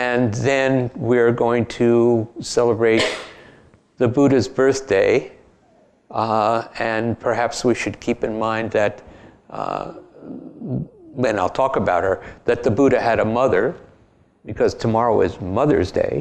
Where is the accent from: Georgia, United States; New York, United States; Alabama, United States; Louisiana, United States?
New York, United States; New York City; moved away as an adult; now in Berkeley, United States; at heart and in fact, I'm from Brooklyn.